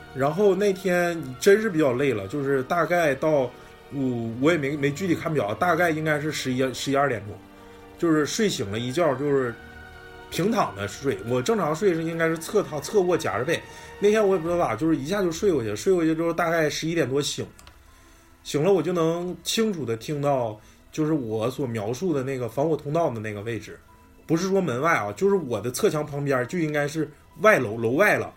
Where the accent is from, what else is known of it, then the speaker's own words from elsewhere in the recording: Northeast China, China; 咱们东北人去重庆了